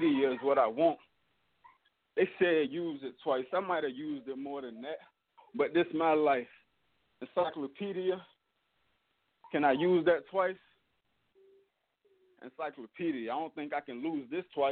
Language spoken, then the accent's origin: English; Norfolk, Virginia, United States; I'm from Norfolk, Virginia. I was raised in Berkeley. You know, that's an area in South Norfolk